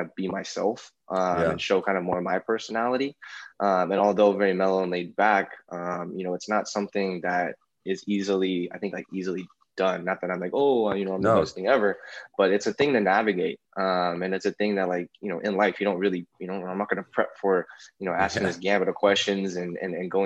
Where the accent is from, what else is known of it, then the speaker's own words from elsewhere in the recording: Alameda, California, United States; I grew up in Alameda, which is like a small, I used to think it was like the weakest city ever